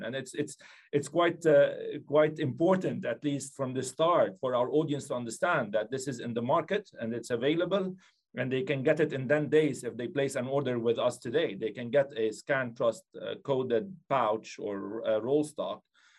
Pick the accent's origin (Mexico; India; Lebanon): Lebanon; I grew up in Lebanon, hence my surname